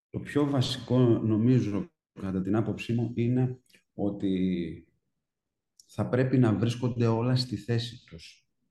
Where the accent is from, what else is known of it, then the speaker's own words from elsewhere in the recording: Trikala, Thessaly, Greece; μένοντα στα Τρίκαλα